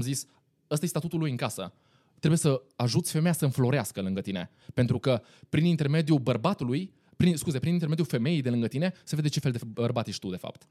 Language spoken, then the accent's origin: Romanian; Timișoara, Timiș County, Romania; sunt din Timișoara